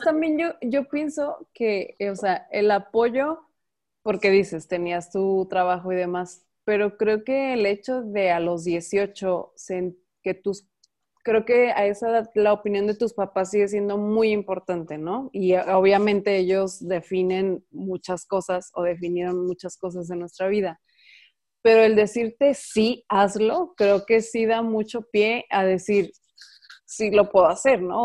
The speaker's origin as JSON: {"language": "Spanish", "town": "Guadalajara", "region": "Jalisco", "country": "Mexico", "also_born_or_lived": "Ocotlán", "said": "yo soy de aquí de Guadalajara"}